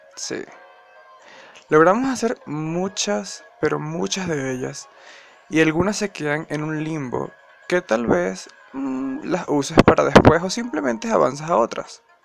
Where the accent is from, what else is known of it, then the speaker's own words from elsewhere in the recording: Venezuela; now in Colombia; actualmente vivo en Colombia, soy venezolano